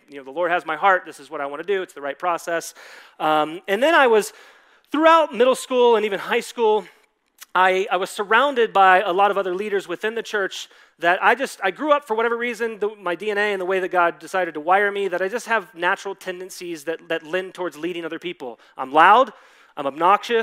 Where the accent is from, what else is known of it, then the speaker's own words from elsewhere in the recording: Dallas, Texas, United States; I grew up in Dallas, Texas